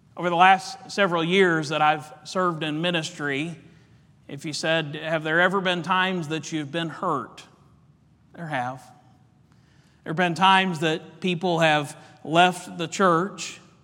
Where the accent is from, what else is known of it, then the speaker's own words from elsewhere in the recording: Indiana, United States; Our family, we love basketball. We're from Indiana